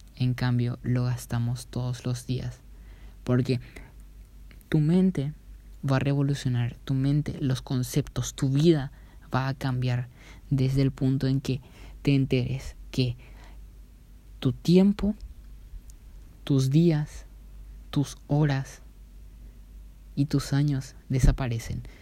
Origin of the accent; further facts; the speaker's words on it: Paraguay; mi país natal, en donde yo vivo, donde yo me yo trabajo, donde yo crecí